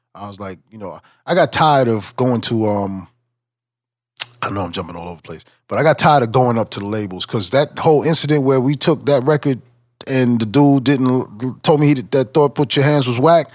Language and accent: English; 510 South Franklin, New York, United States; my hometown, 510 uh, South Franklin